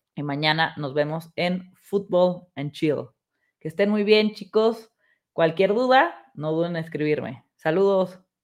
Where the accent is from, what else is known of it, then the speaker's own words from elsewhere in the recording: Mexico; llévense su pasaporte los que somos mexicanos